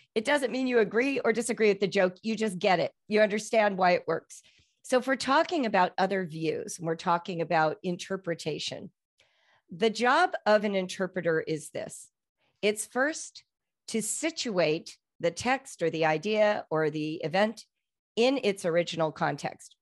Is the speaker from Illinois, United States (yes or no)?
no; Los Angeles, California, United States; now in Cincinnati, United States; I'm from Los Angeles